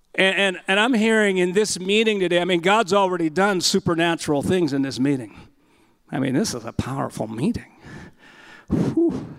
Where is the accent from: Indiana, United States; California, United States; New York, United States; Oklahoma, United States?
California, United States; I'm from California